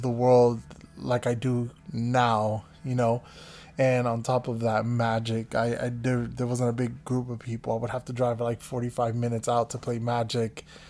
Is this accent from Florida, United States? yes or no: yes; the Everglades, Florida, United States; moved away as an adult; now in Los Angeles, United States; I grew up in the Everglades, so not any place fancy like L